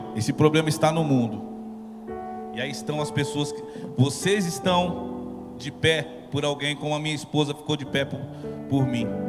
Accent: São Paulo, Brazil; Artista que veio da periferia, eu vim lá de Guaianazes, lá da Coab Juscelino

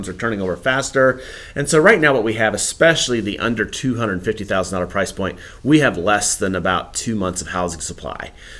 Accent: Campbell County, Virginia, United States; also born or lived in Waynesboro, Virginia; I grew up in Campbell County. I was born actually in Waynesboro and moved down to my family moved when I was 5 years old to Campbell County. I grew up on a dairy farm.

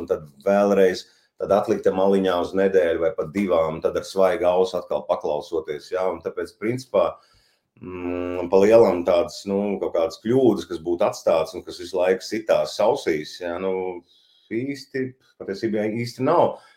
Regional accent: Varakļāni, Varakļāni Municipality, Latvia; moved away as an adult; esmu piedzimis Varakļānos, uzaudzis tur, pabeidzis Varakļānu vidusskolu

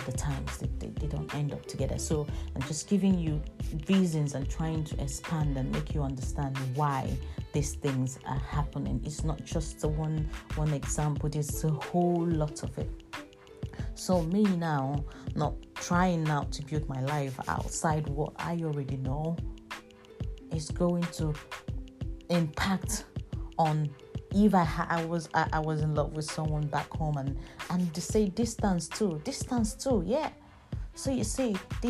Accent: Nigeria; now in United Kingdom; I remember being Nigerian, and then back in the days, and when I was in my country, there were very few white people in my country

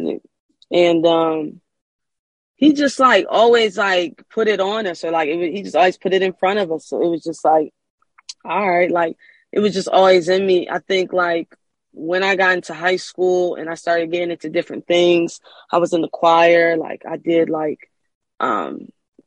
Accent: Wilmington, Delaware, United States; moved away as an adult; now in California, United States; I'm from Wilmington, Delaware. And I just recently moved to California

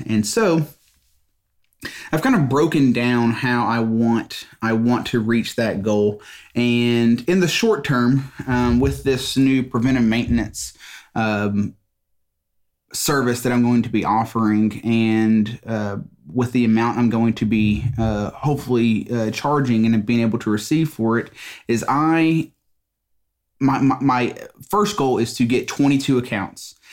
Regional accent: Mississippi, United States; I'm from Mississippi

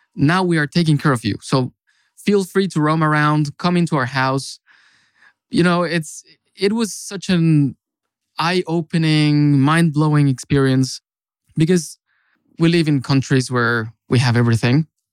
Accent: Mexico; moved away as an adult; now in Finland; I come from Mexico, actually. And I've been in Finland for five years also

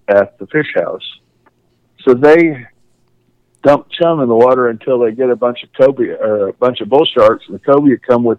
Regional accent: Kansas, United States; moved away as an adult; also born or lived in Florida; now in Sebastian, United States; I was born in Florida, so I've just, we moved up there, bought a Greyhound farm when I was 2, and they abducted me, took me to Kansas, and, 48 years later, I finally escaped and moved back to Florida

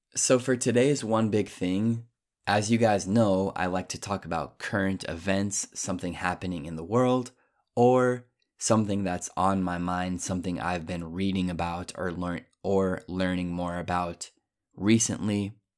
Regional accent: Colorado, United States; also born or lived in Japan; I'm from Colorado. I'm used to the high elevation

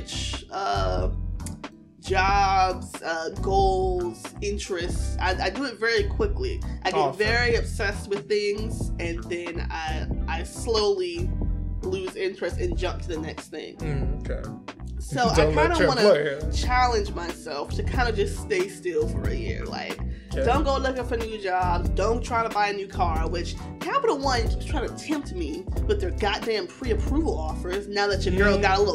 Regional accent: Virginia, United States; now in Maryland, United States; I'm from Virginia and I currently live in Maryland

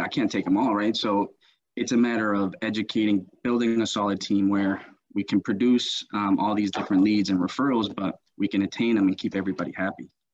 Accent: United States; also born or lived in Colombia; I was born here in the United States

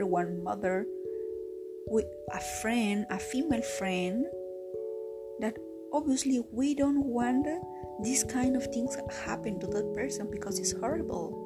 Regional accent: Peru; I am Peruvian, I am from Latin America

